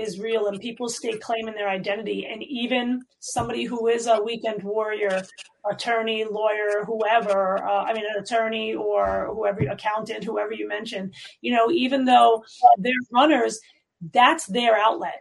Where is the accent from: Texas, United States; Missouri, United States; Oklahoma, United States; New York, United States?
New York, United States; New York City; I grew up in New York City.